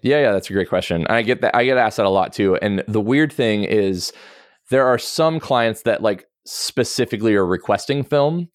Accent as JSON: {"language": "English", "area": "the Northwest", "region": "Pacific Northwest", "country": "United States", "tie": "born or raised there", "said": "I grew up in the Northwest and outdoors"}